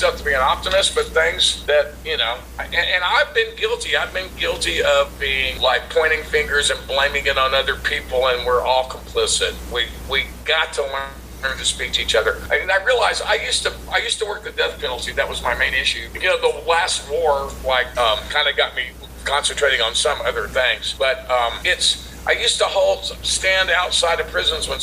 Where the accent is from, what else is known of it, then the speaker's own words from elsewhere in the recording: Texas, United States; I grew up in Texas where abortion was illegal